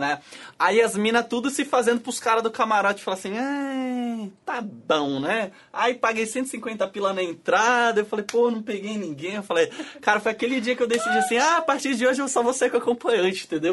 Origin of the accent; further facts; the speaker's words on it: Florianópolis, Santa Catarina, Brazil; eu sou de Floripa